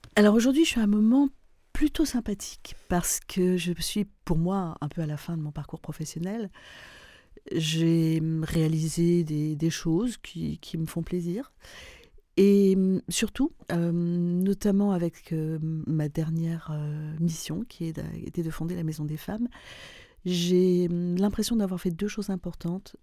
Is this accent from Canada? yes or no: no; Lebanon; moved away as an adult; also born or lived in Paris; now in France; je suis libanaise.